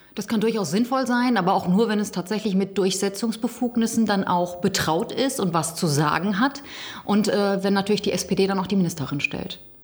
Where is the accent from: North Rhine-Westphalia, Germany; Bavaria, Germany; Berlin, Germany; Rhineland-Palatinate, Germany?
North Rhine-Westphalia, Germany; Gütersloh district; ich komme ja aus dem Kreis Gütersloh, ein großer Flächenkreis